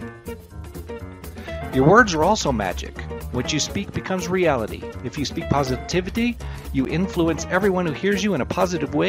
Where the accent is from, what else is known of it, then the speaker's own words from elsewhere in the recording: Farmington, United States; I grew up in town in Farmington here